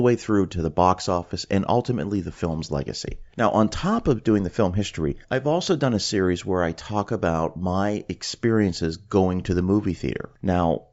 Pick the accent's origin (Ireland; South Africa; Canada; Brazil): Canada; now in Florida, United States; I'm originally from Canada. That's where I grew up